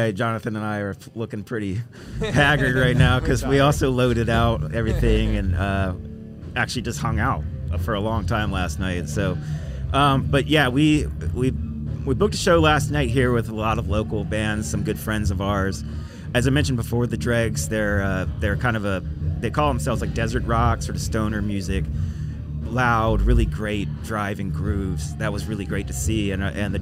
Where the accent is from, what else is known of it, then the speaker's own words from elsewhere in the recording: Virginia, United States; we're from Virginia.